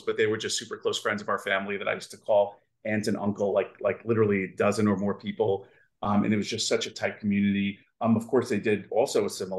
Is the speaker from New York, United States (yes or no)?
yes; New York City, New York, United States; also born or lived in Seattle; now in Florida, United States; we grew up in Brooklyn and we really didn't have much in the way of means